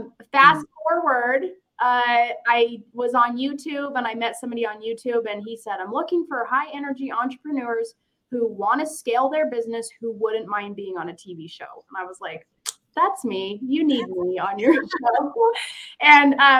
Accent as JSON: {"language": "English", "town": "Ogden", "region": "Utah", "country": "United States", "tie": "born or raised there", "said": "I was born and raised in Ogden, Utah."}